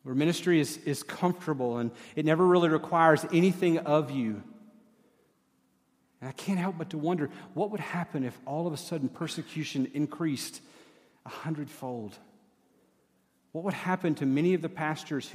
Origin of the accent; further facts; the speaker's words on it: East Tennessee, United States; I grew up in East Tennessee